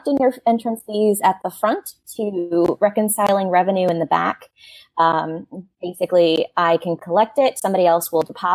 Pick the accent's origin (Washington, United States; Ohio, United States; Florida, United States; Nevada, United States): Florida, United States; St. Augustine; It's my hometown, so I have a really big connection to it. And I love to talk about it because I grew up around it